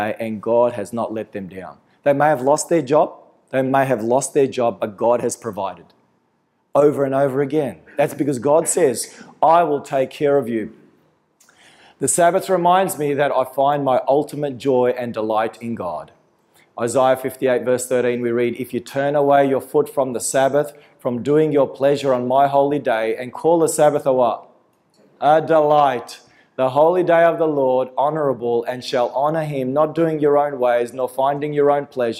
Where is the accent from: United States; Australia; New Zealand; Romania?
Australia; my parents came to this country and I was born in Australia with all the privileges associated with being an Australian